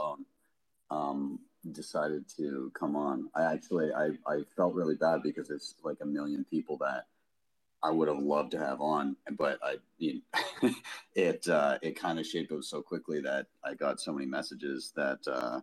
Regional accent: Canada; I'm Canadian

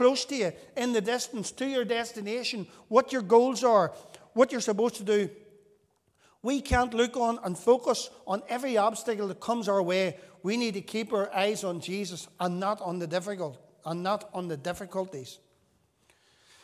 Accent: Northern Ireland, United Kingdom; whenever we were children growing up in Northern Ireland

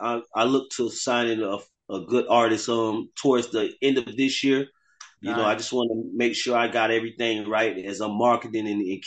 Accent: South Florida, United States; my background, I'm my grandfather's Bahamian, and I come from South Florida

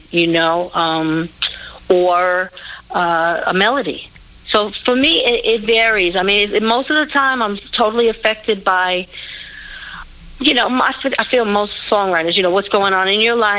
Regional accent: New York City, New York, United States; I'm born and raised in Brooklyn, New York.

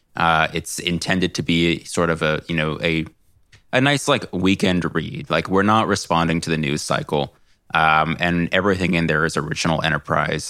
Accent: California, United States; I'm a Californian.

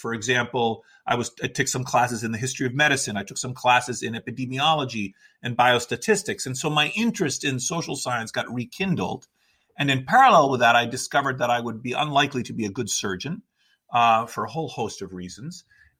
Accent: Washington, District of Columbia, United States; my parents immigrated from Greece. I was raised in Washington, D.C.

